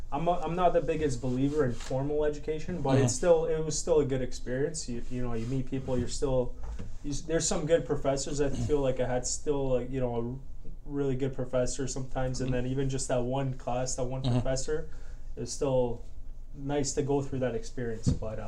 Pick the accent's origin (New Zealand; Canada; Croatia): Canada; also born or lived in Poland; I was born in Canada. My parents, they're Polish. My background's Polish, and yeah, I was born here actually.